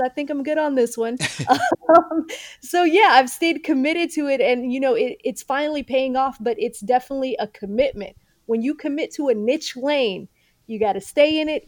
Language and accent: English; Atlanta, Georgia, United States; also born or lived in Mogadishu, Somalia / Kenya; from Kenya, we came to the United States. Um, and Atlanta really adopted us